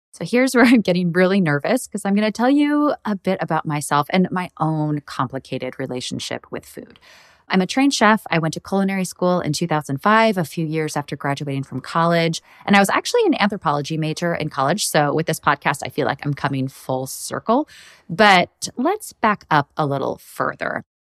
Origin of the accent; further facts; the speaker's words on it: Midwest, United States; I grew up in the Midwest